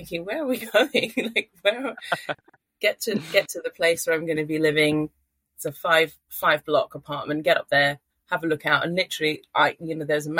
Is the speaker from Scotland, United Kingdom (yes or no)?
no; London, United Kingdom; moved away as an adult; also born or lived in Manchester / Ishikawa Prefecture, Japan; I'm from London. Always lived in cities, went to university in Manchester.